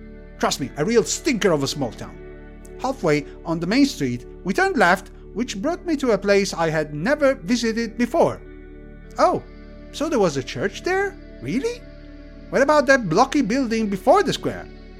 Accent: Tuscany, Italy; I'm from Tuscany.

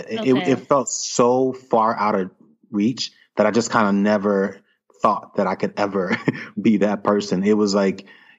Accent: New York City, New York, United States; I'm originally from Brooklyn, New York, born and raised, grew up in the 80s. I'm aging myself a little bit

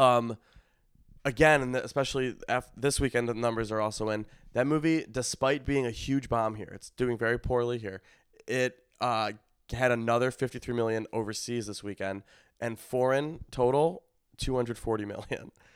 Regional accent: Skokie, Illinois, United States; moved away; in my hometown, in Skokie

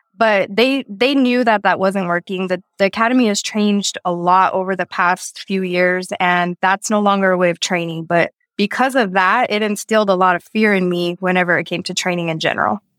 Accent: Texas, United States; moved away as an adult; also born or lived in New Mexico; now in Thailand; I'm from Texas

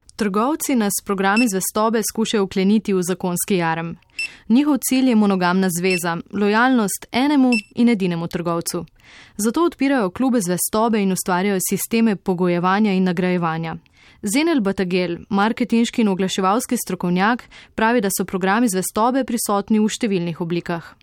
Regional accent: Slovenia; Slovenci smo

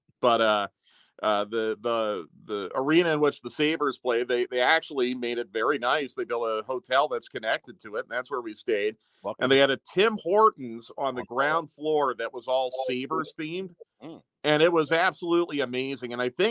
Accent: Pennsylvania, United States; moved away as an adult; it was a throwback to my days growing up in Pennsylvania

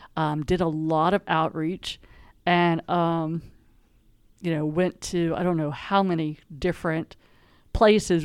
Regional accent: Western Pennsylvania, United States; moved away as an adult; also born or lived in Tennessee / Delaware; I grew up in Western Pennsylvania

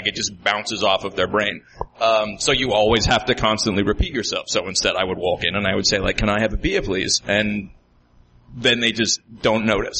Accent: New Zealand; Yeah, I grew up in New Zealand

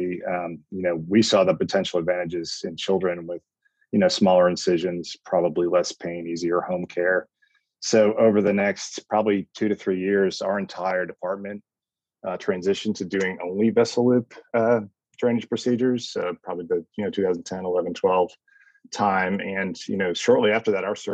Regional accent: Northeast, United States; moved away as an adult; also born or lived in Connecticut / Phoenix, Arizona; now in Austin, United States; I'm from the Northeast

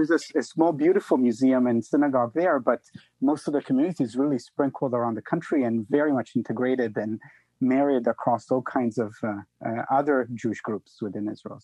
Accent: Italy; moved away; I come from Italy

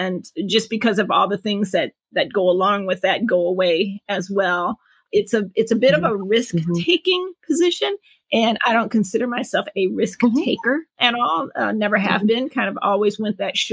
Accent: Detroit, Michigan, United States; moved away as an adult; also born or lived in Chicago; now in New York City, United States; born and raised in Detroit, Michigan.

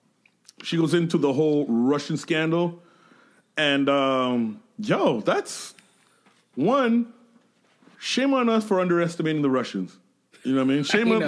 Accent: Canada; English is a second language; it took me a while to embrace my Canadian identity

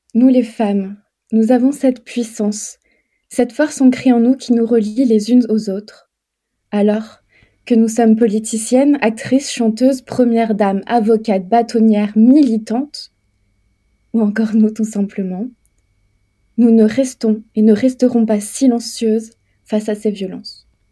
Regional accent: France; je suis une femme européenne, mais je suis française

